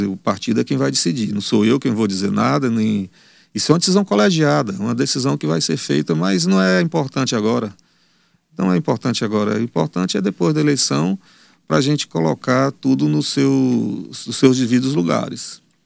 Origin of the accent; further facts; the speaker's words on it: Teresina, Piauí, Brazil; Eu sou de Teresina, não, não irei sair daqui